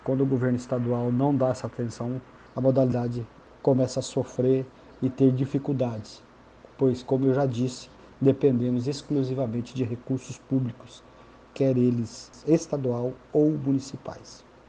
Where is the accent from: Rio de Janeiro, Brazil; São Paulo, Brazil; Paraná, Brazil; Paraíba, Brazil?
Paraná, Brazil; now in Tocantins, Brazil; Estou no Tocantins desde o ano de 1993. Sou do Paraná, tocantinense de coração